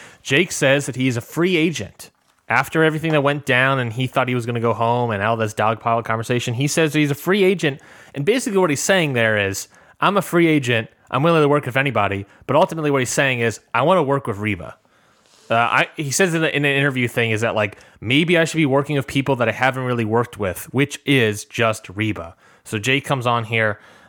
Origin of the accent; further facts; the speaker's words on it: Boston, Massachusetts, United States; You know, I'm from Boston.